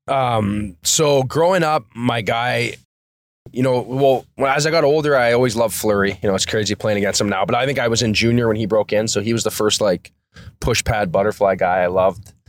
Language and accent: English; Thunder Bay, Ontario, Canada; I grew up in Thunder Bay, Ontario, so it's pretty much snow